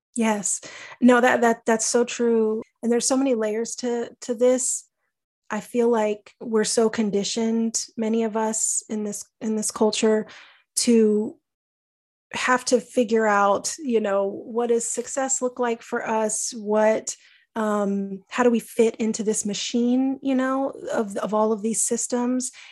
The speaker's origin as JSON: {"language": "English", "region": "Texas", "country": "United States", "tie": "born or raised there", "said": "I grew up in Texas"}